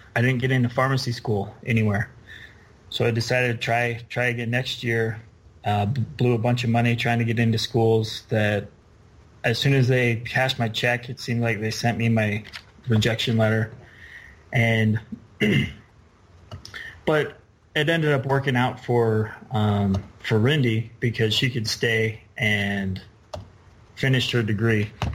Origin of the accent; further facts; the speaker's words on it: Midway, Utah, United States; So I grew up in Midway